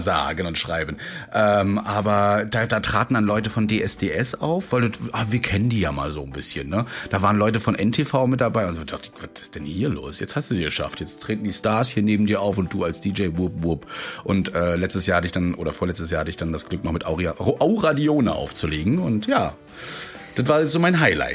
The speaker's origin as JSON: {"language": "German", "town": "Rostock", "region": "Mecklenburg-Vorpommern", "country": "Germany", "tie": "born or raised there", "said": "während meines Abiturs schon im Profibereich gemacht, also wirklich für Shows, für so Markus Maria Profitlich und so weiter, die in alle uns bei uns in Rostock waren"}